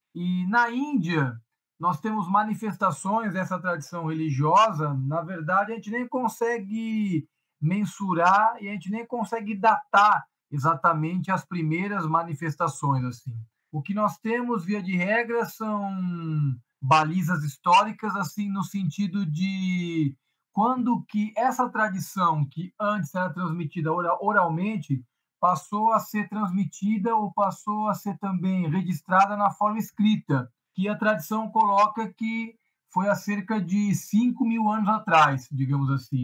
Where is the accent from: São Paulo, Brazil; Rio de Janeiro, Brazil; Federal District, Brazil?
São Paulo, Brazil; Itanhaém; now in São Paulo, Brazil; Dos 5 aos 25 eu morei em Itanhaém, no litoral